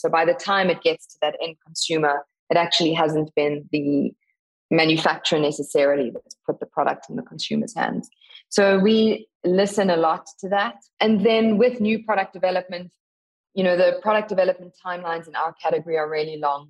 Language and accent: English; South Africa; So I grew up in South Africa, as you said in the intro, born to a uh, family of wildlife photographers